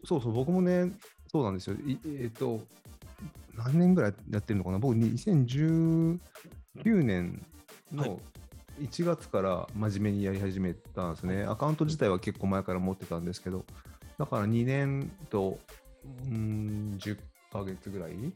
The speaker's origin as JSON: {"language": "Japanese", "town": "Fujieda", "region": "Shizuoka", "country": "Japan", "tie": "born or raised there", "moved": "yes", "lives_now": "San Francisco, United States", "said": "サッカーしかやってないですよ、うちの地元"}